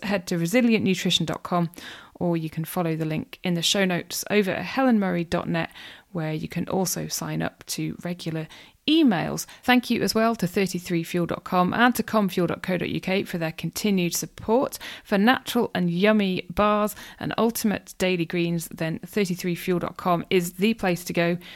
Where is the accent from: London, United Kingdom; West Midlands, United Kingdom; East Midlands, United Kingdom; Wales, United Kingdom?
Wales, United Kingdom; North; moved away; I grew up in North Wales and, yeah, love being back there